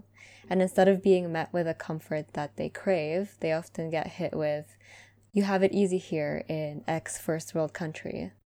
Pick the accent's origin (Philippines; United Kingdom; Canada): Philippines; But I do understand that it's all related to our culture, as well as the life that our parents lived.